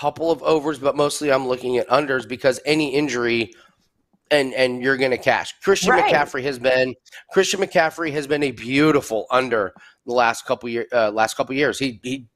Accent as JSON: {"language": "English", "town": "Indianapolis", "region": "Indiana", "country": "United States", "said": "I'm from Indianapolis."}